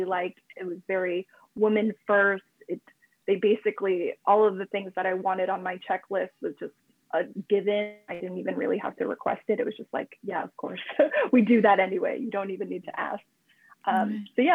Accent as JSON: {"language": "English", "region": "California", "country": "United States", "moved": "as an adult", "lives_now": "Japan", "said": "we're both from California, we're both Americans"}